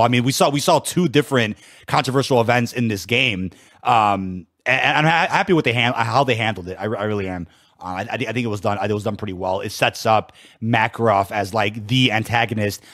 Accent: Chicago, Illinois, United States; born and raised in Chicago

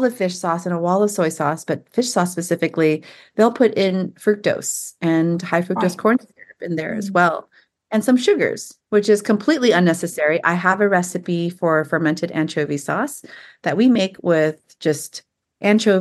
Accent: San Jose, California, United States; moved away as an adult; also born or lived in Walnut Creek, California; now in Tennessee, United States; my husband and I both born and raised in Silicon Valley, San Jose

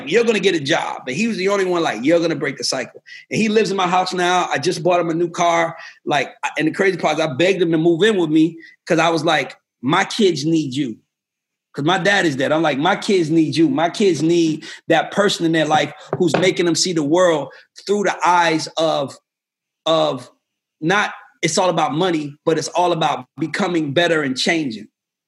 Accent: Georgia, United States; I grew up on Old National Highway, and this dude I went to school with flags me down

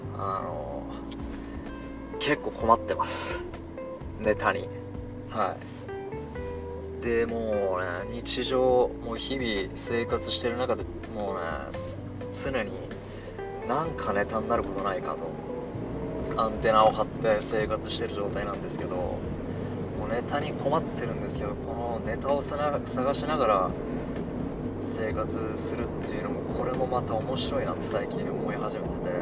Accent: Hiroshima, Japan; accent: Hiroshima dialect; 広島弁で、僕広島の人間なんですけど、広島弁で

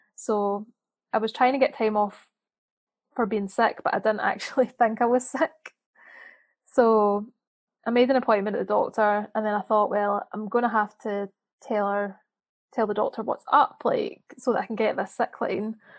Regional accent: Scotland, United Kingdom; now in Birmingham, United Kingdom; I live in Birmingham, but I'm from Scotland

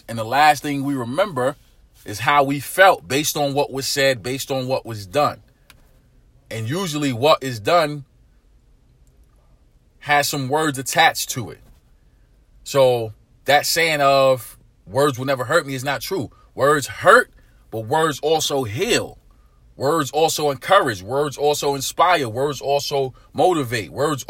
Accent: Brooklyn, New York, United States; I grew up in urban America. I grew up in East New York, Brooklyn. Inner city community.

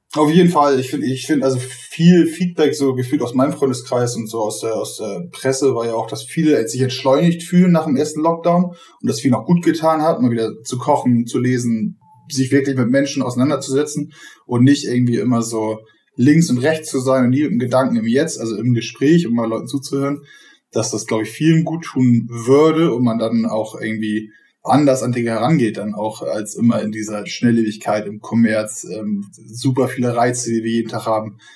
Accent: Bordesholm, Schleswig-Holstein, Germany; Also ich komme aus Bordesholm, das ist mit allen Dörfern rum 10.000 Einwohner

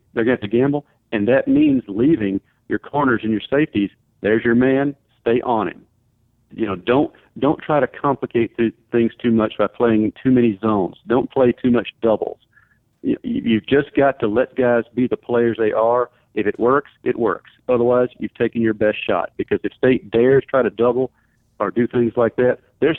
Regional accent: Jones County, Mississippi, United States; I'm from Jones County, Mississippi, the free state of Jones, and just not that far from Louisiana myself.

